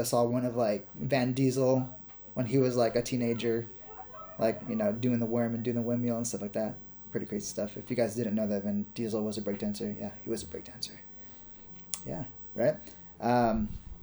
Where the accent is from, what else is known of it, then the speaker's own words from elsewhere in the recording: Napa, California, United States; moved away as an adult; now in Los Angeles, United States; I'm originally from Napa Valley